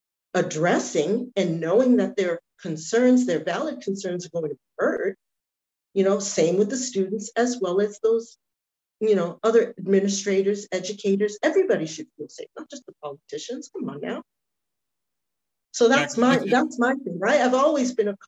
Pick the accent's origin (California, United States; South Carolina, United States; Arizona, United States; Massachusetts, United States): Massachusetts, United States; Brockton; also born or lived in Boston; I'm born and raised in Brockton